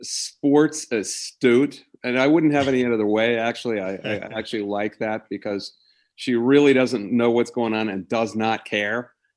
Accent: Columbus, Ohio, United States; also born or lived in York County, Pennsylvania; now in Downingtown, United States; I grew up in Columbus, Ohio, and I've followed Big Ten football and basketball my whole life.

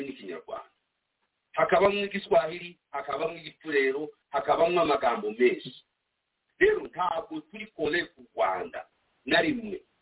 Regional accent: DR Congo; accent: Kinyamulenge; first language Kinyamulenge; turi abanyekongo bavundi batwitwa abarwandafone ntabwo turi abarwandafone turi abantu bavuga ururimi rw'ikinyamurenge

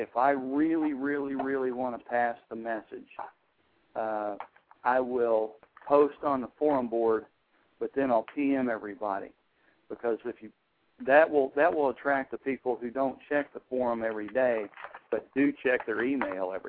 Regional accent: Texas, United States; now in North Carolina, United States; I'm from Texas, but I'm the state coordinator for North Carolina

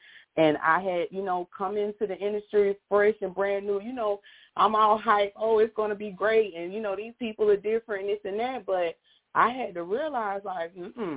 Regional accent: Pensacola, Florida, United States; I'm from Pensacola, Florida

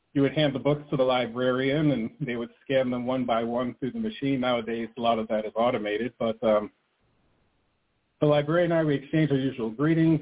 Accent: New Jersey, United States; moved away as an adult; I grew up in New Jersey.

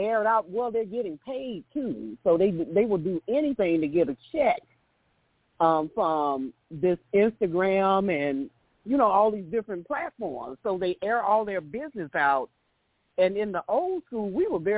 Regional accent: Chicago, Illinois, United States; I'm from Chicago

